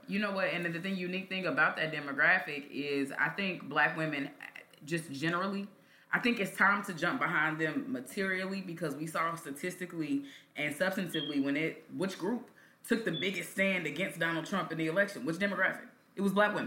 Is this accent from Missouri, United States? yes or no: yes; Kansas City, Missouri, United States; growing up in Kansas City